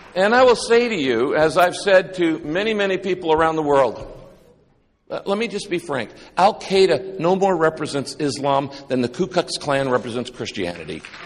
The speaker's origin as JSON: {"language": "English", "region": "Northern California", "country": "United States", "tie": "born or raised there", "also_born_or_lived": "Texas / Orange County, California", "said": "I was raised up in Northern California, uh, in a little town of less than five hundred people."}